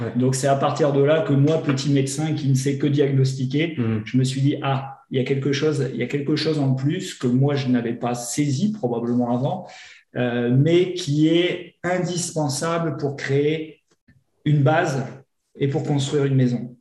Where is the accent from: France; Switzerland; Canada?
France; north of France; moved away as an adult; also born or lived in Grenoble; Je suis originaire du nord de la France. J'ai commencé mes études de médecine là-haut, à Lille